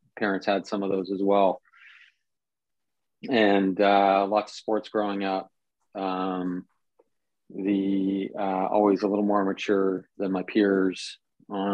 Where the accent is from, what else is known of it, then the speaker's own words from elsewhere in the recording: Toronto, Ontario, Canada; first language Italian; English is a second language; my first memories are living in a house with 12 people in, you know, near where I'm living right now.